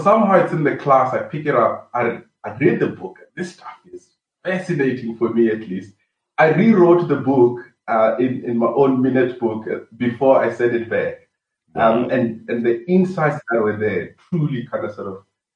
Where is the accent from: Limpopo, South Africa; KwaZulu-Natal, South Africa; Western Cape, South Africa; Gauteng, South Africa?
Limpopo, South Africa; Venda; moved away as an adult; also born or lived in Cape Town; I was raised up in Venda, Limpopo, in a village called Begwa